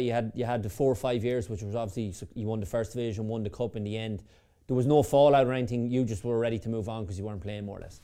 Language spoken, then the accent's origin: English; Sligo, Connacht, Ireland; I'm from Sligo, so a Sligo fan